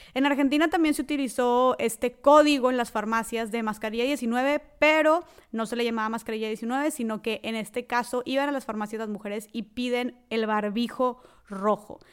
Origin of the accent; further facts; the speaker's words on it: Nuevo León, Mexico; yo soy del estado de Nuevo León, al norte de México